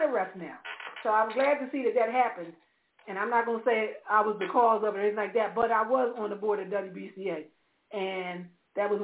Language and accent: English; Philadelphia, Pennsylvania, United States; I'm from Philly